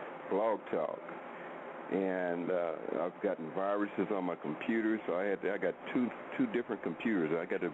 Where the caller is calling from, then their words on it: Oklahoma, United States; I'm in Oklahoma now